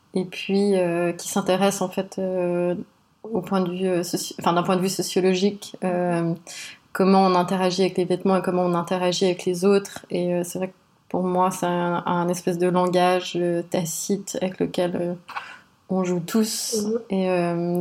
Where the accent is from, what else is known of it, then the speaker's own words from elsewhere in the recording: Switzerland; je suis d'origine libanaise et sri-lankaise. J'ai grandi euh, en Suisse